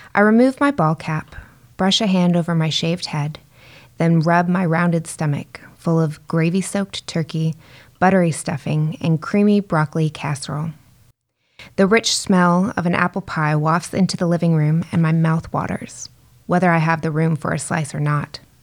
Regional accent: North Carolina, United States; moved away as an adult; also born or lived in Canada / England; now in Brisbane, Australia; spent my adolescent years in North Carolina

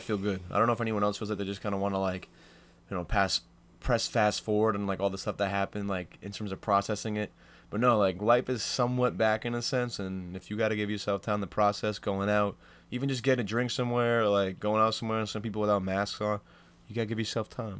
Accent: Old Orchard Beach, Maine, United States; I grew up in Old Orchard Beach

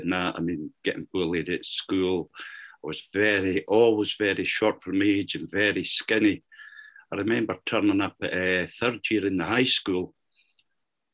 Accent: Kelso, Scotland, United Kingdom; my hometown in Kelso

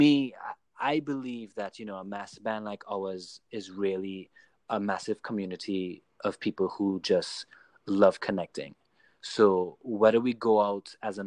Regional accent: New York, United States; also born or lived in Trinidad; I was raised in New York, even though I was born in Trinidad, New York has always been, you know, my stomping grounds

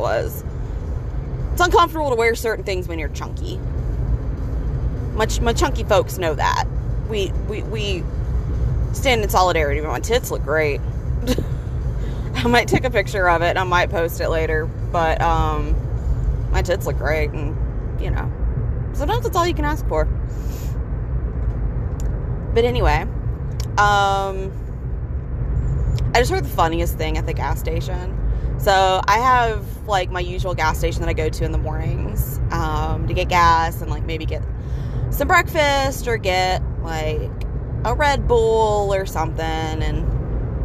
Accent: Asheville, North Carolina, United States; moved away as an adult; now in Greeneville, United States; I'm from Asheville

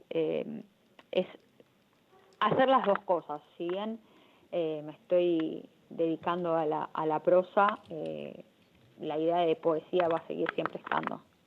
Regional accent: Argentina; amo mi país

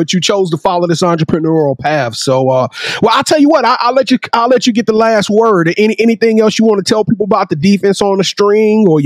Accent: Louisiana, United States; I'm from Louisiana

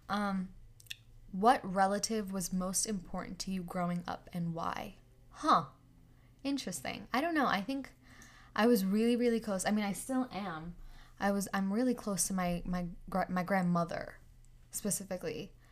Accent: New York, United States; also born or lived in India; Well, I am from New York, actually. like ethnicity wise, I'm Indian.

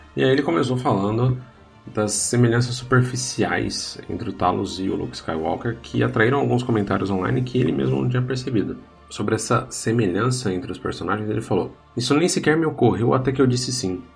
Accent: Brazil; eu e você somos brasileiros

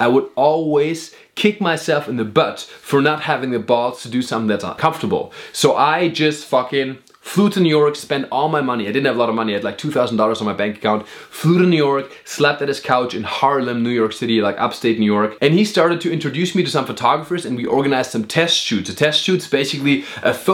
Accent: Black Forest, Baden-Württemberg, Germany; I grew up in the Black Forest

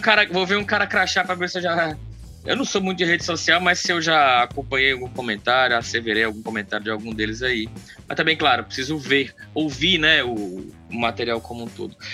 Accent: Ceará, Brazil; é a nossa história enquanto cearenses, enquanto nordestinos

